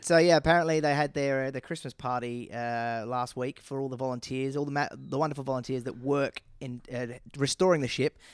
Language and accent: English; Northern England, United Kingdom; accent: Northern British